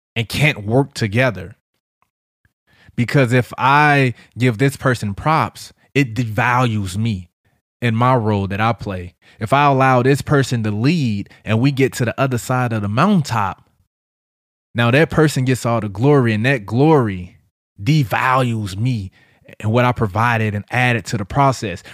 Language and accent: English; St. Louis, Missouri, United States; I'm hood nigga from Saint Louis.